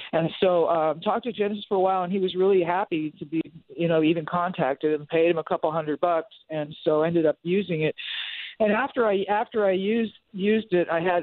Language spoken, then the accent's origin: English; Los Angeles, California, United States; I'm in a rock band and I'm from Hollywood